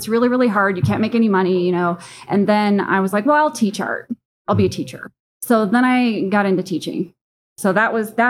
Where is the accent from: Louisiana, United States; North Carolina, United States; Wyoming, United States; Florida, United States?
Wyoming, United States; Cheyenne; also born or lived in Denver, Colorado; I grew up in a rural area, so I was born in Denver, but I grew up in Cheyenne.